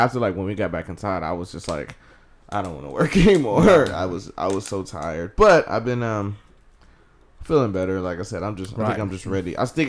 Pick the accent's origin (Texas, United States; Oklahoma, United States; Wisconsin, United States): Texas, United States; Houston; I am your host … straight out of Houston, Texas.